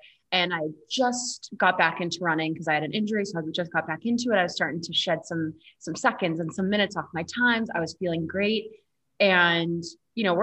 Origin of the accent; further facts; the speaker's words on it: Boston, Massachusetts, United States; moved away as an adult; now in Colorado, United States; I am from Boston originally, but when I moved out to Colorado